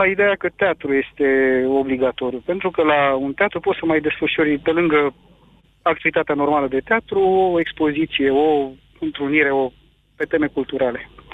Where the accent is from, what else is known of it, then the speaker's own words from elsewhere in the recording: Motru, Gorj, Romania; eu sunt din Motru